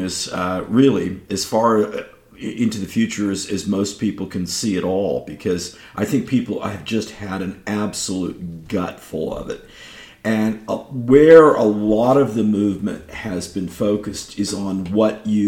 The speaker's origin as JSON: {"language": "English", "region": "California", "country": "United States", "tie": "born or raised there", "said": "it's my home state where I was born"}